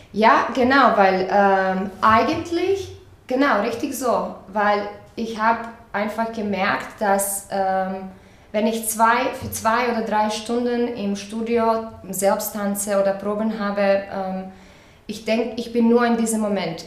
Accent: Croatia; moved away; also born or lived in Zagreb; ich komme aus Kroatien

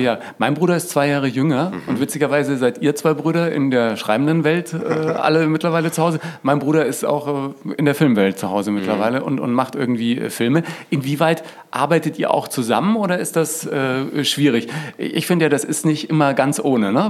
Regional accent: Franconia, Bavaria, Germany; In Franken aufgewachsen

